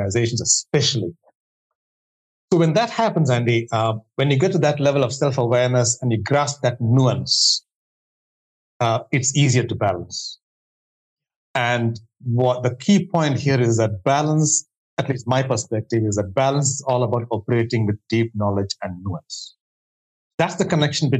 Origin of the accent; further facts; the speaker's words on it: India; moved away; I come from India, where there's an obsession right from childhood to do extremely well academically